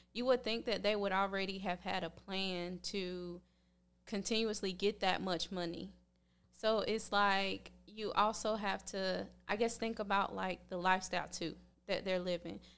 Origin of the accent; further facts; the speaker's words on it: Red Springs, North Carolina, United States; moved away as an adult; now in Tampa, United States; I'm working on opening my own gym in my hometown in Red Springs, North Carolina